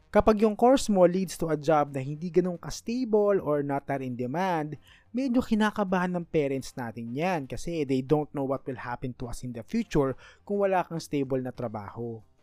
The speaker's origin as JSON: {"language": "Tagalog", "town": "Manila", "region": "Metro Manila", "country": "Philippines", "tie": "born or raised there", "said": "since I was born in Manila, I am eligible sa scholarship ng PLM"}